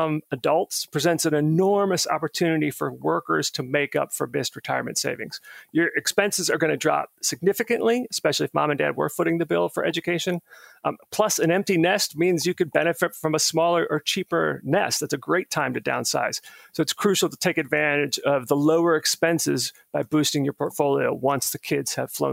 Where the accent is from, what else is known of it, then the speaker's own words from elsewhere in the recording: Clearwater, Florida, United States; now in Burke, United States; I grew up in Clearwater, Florida